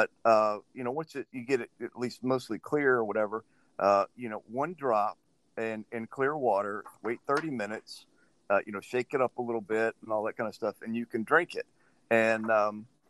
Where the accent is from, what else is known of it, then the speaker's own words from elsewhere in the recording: Louisiana, United States; I grew up in Louisiana